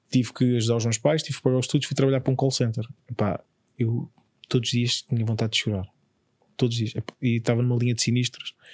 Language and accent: Portuguese; Évora, Alentejo, Portugal; Eu sou de Évora.